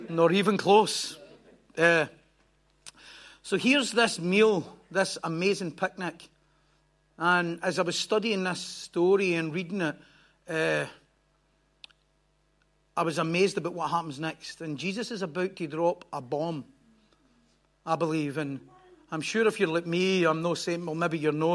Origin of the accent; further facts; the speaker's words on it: Bellshill, Scotland, United Kingdom; I was brought up in in Belsil, which is another promised land across the road there.